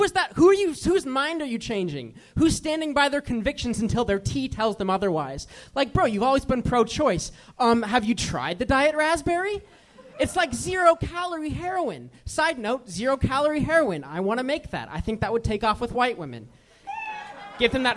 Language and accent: English; Boulder, Colorado, United States; moved away as an adult; now in Los Angeles, United States; I'm from Boulder, Colorado.